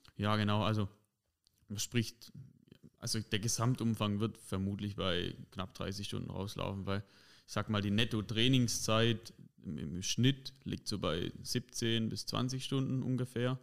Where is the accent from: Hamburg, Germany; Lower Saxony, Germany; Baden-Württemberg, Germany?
Baden-Württemberg, Germany; Heubach; ich komme aus Heubach